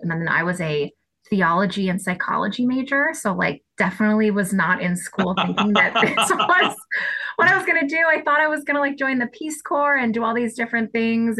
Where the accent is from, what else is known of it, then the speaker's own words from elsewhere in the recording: Boston, Massachusetts, United States; I'm Boston born and bred. So I am just like the number one Boston fan. I live right in the city. I went to college in Boston. I grew up outside Boston